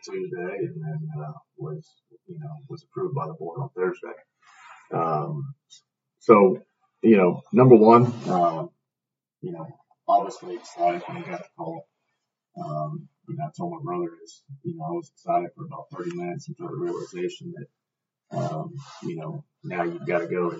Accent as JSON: {"language": "English", "town": "Victoria", "region": "Texas", "country": "United States", "tie": "born or raised there", "also_born_or_lived": "Cuero, Texas / New Caney, Texas / Houston, Texas / San Marcos, Texas", "moved": "as an adult", "said": "to come back here to my hometown"}